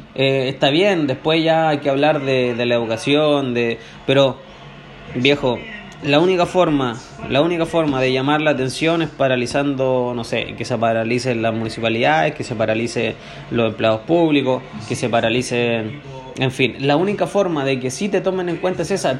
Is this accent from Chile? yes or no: yes; Chile; al final somos todos chilenos